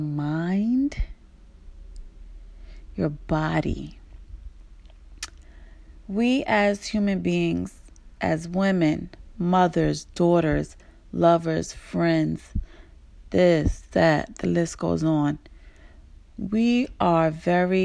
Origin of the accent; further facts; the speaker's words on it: New York City, New York, United States; I was born and raised in Brooklyn